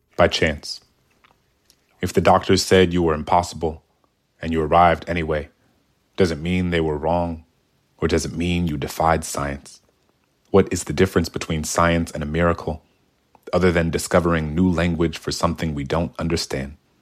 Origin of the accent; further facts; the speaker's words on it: New Orleans, Louisiana, United States; I grew up in New Orleans in the nineties